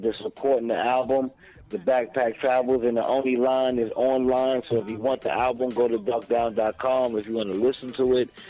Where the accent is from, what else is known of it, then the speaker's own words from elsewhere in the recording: Brooklyn, New York, United States; I'm from Brooklyn. I'm from Brooklyn.